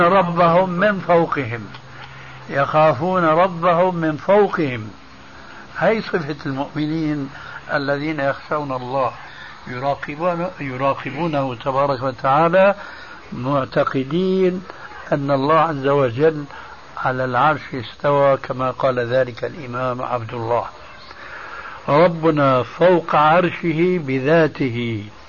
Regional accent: Syria; عندنا في سوريا

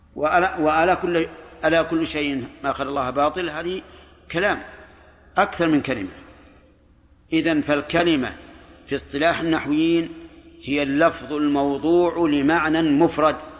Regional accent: Najd, Saudi Arabia; عندنا في نجد

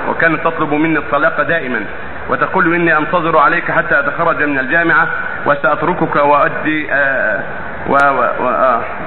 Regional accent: Syria; وانا سوري

